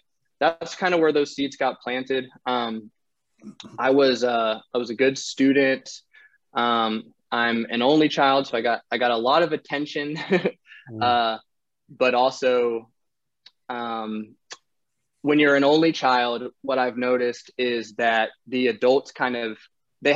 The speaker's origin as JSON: {"language": "English", "region": "North Carolina", "country": "United States", "tie": "born or raised there", "also_born_or_lived": "Netherlands", "moved": "yes", "lives_now": "Austin, United States", "said": "I was born in the Netherlands to a Dutch father and North Carolinian mother."}